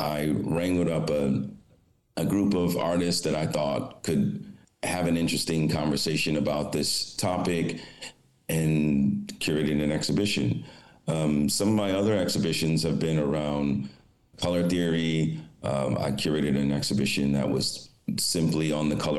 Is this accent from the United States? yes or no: yes; Detroit, Michigan, United States; moved away as an adult; also born or lived in New York City / Rome, Italy; I grew up in Detroit, Michigan